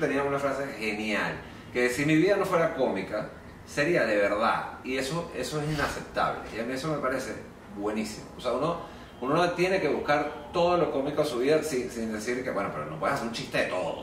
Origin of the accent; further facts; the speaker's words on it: Venezuela; nosotros los venezolanos